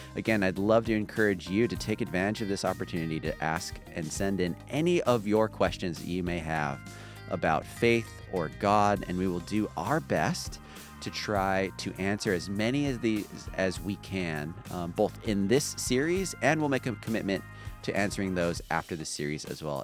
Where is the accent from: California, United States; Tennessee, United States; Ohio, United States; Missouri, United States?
California, United States; La Palma; also born or lived in Long Beach, California; my hometown is La Palma